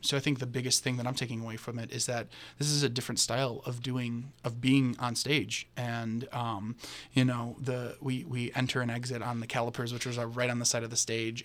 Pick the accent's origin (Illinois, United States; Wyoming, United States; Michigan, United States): Illinois, United States; Chicago; I'm from Chicago, uh, so me and Johnny are both Midwesterners